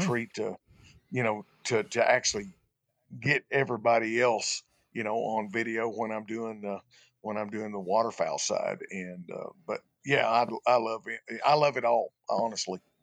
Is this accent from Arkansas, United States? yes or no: yes; Arkansas, United States; born or raised there